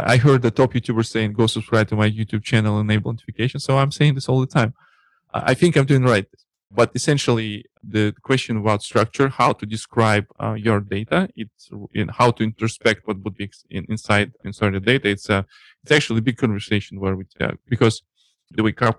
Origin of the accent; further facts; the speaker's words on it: Russia; accent: Russian; English is a second language; My Russian accent